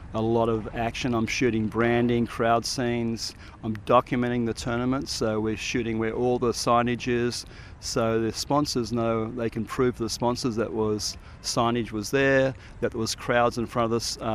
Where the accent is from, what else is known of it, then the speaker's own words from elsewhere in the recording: Sydney, New South Wales, Australia; now in Colorado, United States; Yeah, I'm from Sydney, Manly Beach in Sydney.